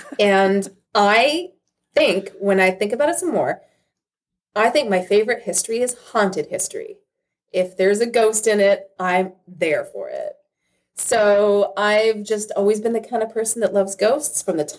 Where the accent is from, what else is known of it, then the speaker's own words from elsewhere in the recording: Ontario, Canada; now in New York, United States; I'm from Canada originally, so I'm from Ontario